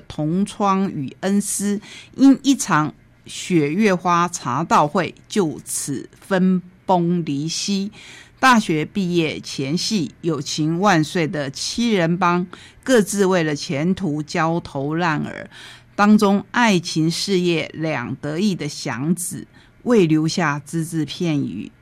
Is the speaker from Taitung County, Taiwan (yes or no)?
yes; Taitung County, Taiwan; 我们台东人